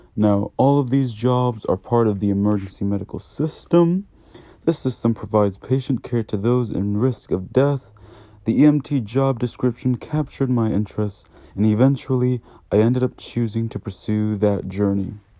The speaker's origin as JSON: {"language": "English", "town": "Newport News", "region": "Virginia", "country": "United States", "said": "I am from Newport News, Virginia"}